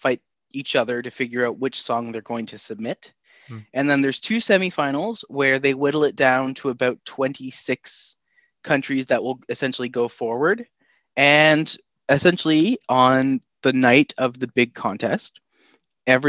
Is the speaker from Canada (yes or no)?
yes; Canada; I am from Canada